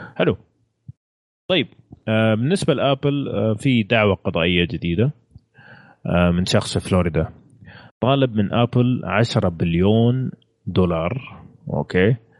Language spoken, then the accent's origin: Arabic; Saudi Arabia; عندنا في السعوديه هنا